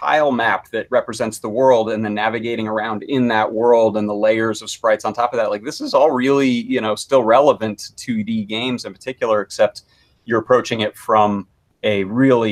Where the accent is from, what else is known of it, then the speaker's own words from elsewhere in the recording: Poughkeepsie, New York, United States; moved away as an adult; also born or lived in Atlanta, Georgia; I grew up in right outside of Poughkeepsie